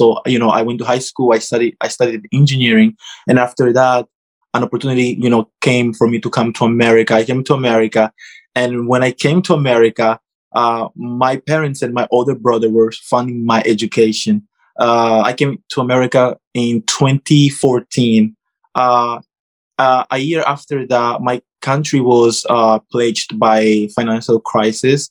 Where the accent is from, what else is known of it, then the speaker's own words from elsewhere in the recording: Angola; moved away as an adult; now in United States; I am from Africa, Angola